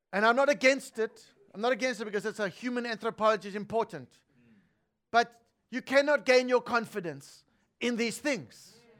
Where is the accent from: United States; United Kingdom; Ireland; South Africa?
South Africa; I was born in South Africa